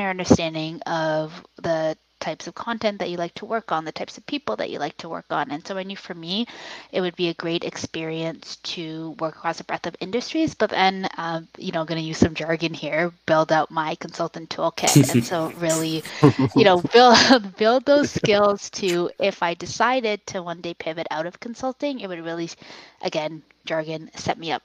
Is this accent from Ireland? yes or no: no; Richmond Hill, Ontario, Canada; I grew up in Richmond Hill